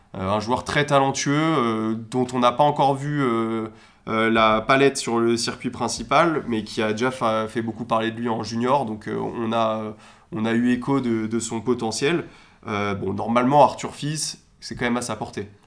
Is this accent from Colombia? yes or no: no; France; en tant que Français